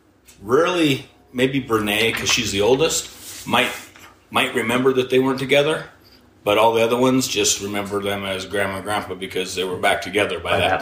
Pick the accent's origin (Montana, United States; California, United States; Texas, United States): Montana, United States; Hamilton; I was born in Montana, and my dad was a logger, so I was going to be a logger growing up. That was it. Loved it. We were a little town of Hamilton, Montana. Moved around Montana a bit